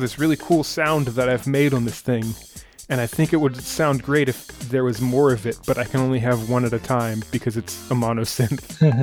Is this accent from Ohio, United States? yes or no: no; Pittsburgh, Pennsylvania, United States; I'm from Pittsburgh